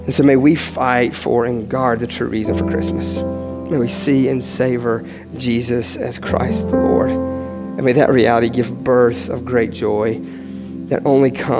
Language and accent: English; West Virginia, United States; growing up in West Virginia